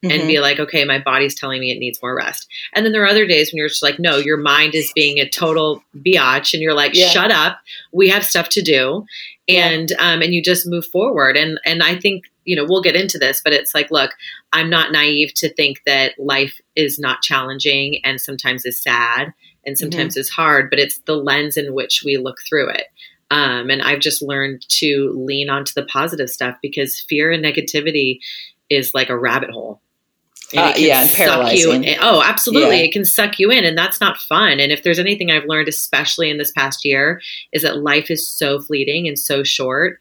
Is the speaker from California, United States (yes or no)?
yes; San Francisco Bay Area, California, United States; born or raised there; also born or lived in Oregon